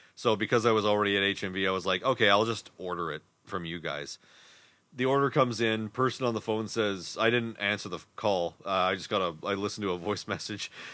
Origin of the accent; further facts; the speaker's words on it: Winnipeg, Manitoba, Canada; we're from Winnipeg